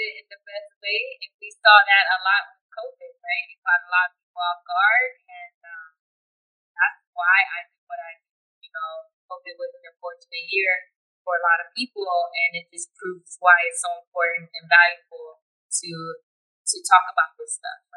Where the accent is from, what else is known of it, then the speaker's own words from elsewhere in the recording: California, United States; I'm actually born and raised in Cali out here. So, West Side